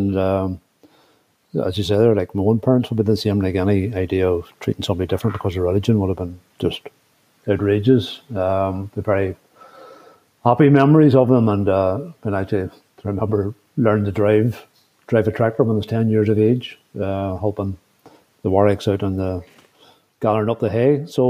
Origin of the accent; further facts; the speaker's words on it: Randallstown, Northern Ireland, United Kingdom; I grew up in a very mixed area. I grew up in outside Randallstown in County Antrim, between the village of Randallstown and the town of Antrim